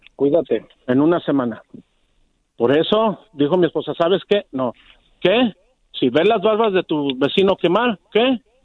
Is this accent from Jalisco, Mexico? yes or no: yes; Jalisco, Mexico; soy jalisquillo 100%